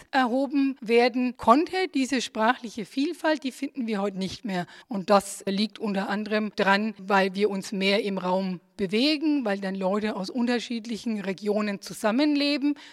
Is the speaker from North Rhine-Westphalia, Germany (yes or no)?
yes; Niederkassel, North Rhine-Westphalia, Germany; accent: Bureplatt; Ich spreche das sogenannte Bureplatt. Ich komme aus Niederkassel. Das ist so zwischen Köln und Bonn. Das ist so ein schmutziges Kölsch. Also wir haben da eigene Wörter.